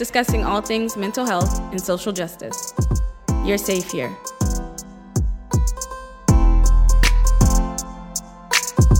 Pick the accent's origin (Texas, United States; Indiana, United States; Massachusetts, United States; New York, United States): Massachusetts, United States; Boston; I'm from Boston, born and raised, and I just want to clarify for all my listeners that I'm from inside the city of Boston